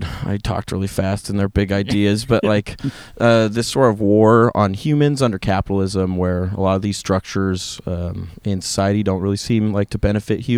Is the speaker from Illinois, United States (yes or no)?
no; Billings, Montana, United States; I grew up in Billings, pretty much Montana, born and raised.